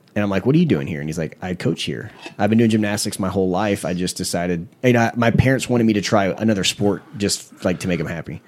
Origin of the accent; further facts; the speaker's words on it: Panama City, Florida, United States; I'm from Panama City, Florida.